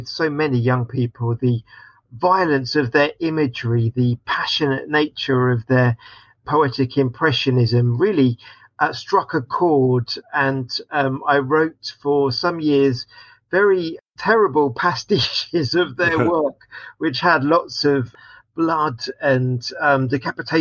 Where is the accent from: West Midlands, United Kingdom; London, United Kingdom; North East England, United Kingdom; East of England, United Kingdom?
East of England, United Kingdom; Watford; I was born in Watford and grew up there.